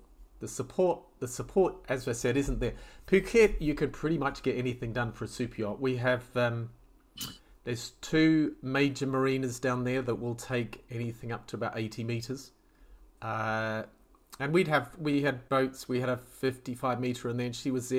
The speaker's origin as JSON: {"language": "English", "country": "New Zealand", "tie": "born or raised there", "also_born_or_lived": "Mediterranean / Southeast Asia", "moved": "as an adult", "said": "I grew up in New Zealand, and I could sail before I could walk."}